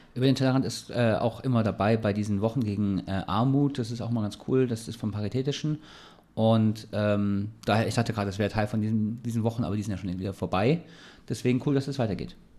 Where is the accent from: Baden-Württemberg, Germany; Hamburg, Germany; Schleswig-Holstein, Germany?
Baden-Württemberg, Germany; Ulm; now in Heidelberg, Germany; ich komme ja aus Ulm